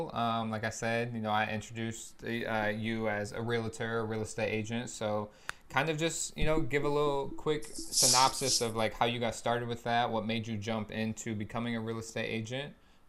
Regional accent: Lansing, Michigan, United States; my hometown, Lansing, Michigan.

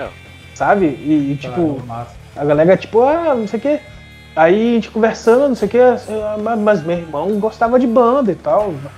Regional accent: Brazil; meu bairro, por exemplo, eu sou da Serra

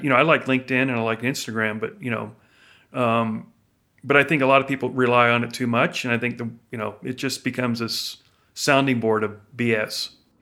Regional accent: Florida, United States; now in Idaho, United States; growing up in Florida

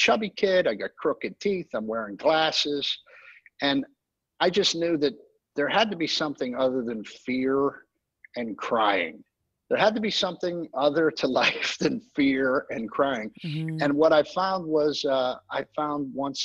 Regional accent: Pittsburgh, Pennsylvania, United States; moved away; also born or lived in Orlando, Florida; growing up in Pittsburgh, 10 years old

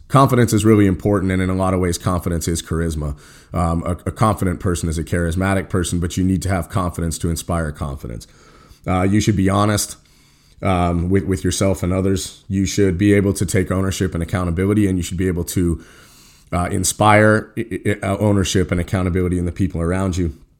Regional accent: Cheyenne, Wyoming, United States; we were growing up in Cheyenne, Wyoming

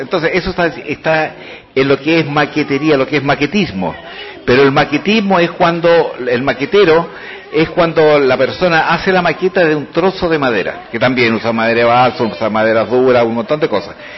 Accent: San Fernando, O'Higgins, Chile; yo soy el alumno del Liceo de Hombres, Neandro Chilin de San Fernando

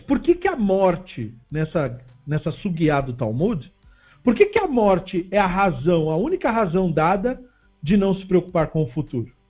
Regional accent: Brazil; somos brasileiros

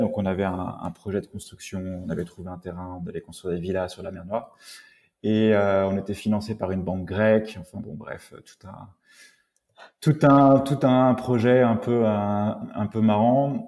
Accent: Rennes, Brittany, France; je suis originaire de Rennes

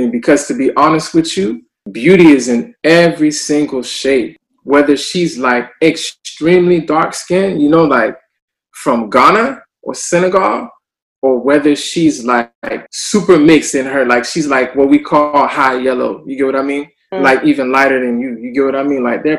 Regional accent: the South, United States; I mean, growing up in the South, like, you never wanted to be in the sun because you would get darker.

